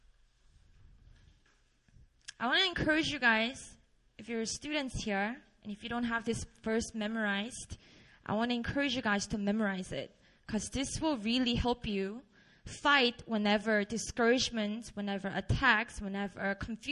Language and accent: English; Busan, South Korea; English is a second language; moved away as an adult; also born or lived in Seoul; I grew up in Busan, a beautiful city down in South in Korea